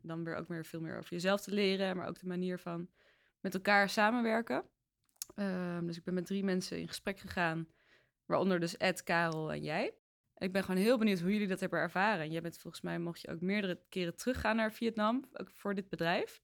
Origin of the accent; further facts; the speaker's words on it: The Hague, South Holland, Netherlands; Ik kom uit Den Haag